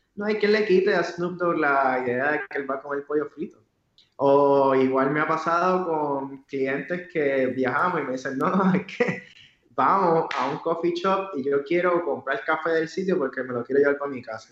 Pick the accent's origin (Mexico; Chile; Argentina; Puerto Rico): Puerto Rico; como yo soy puertorriqueño, pues tenía que conocer mi cultura